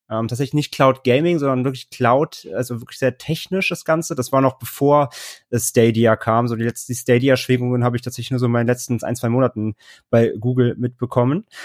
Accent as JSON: {"language": "German", "town": "Cologne", "region": "North Rhine-Westphalia", "country": "Germany", "moved": "yes", "lives_now": "Hamburg, Germany", "said": "Ich komme eigentlich so aus dem Kölner Raum, äh, 2012 nach Hamburg gezogen"}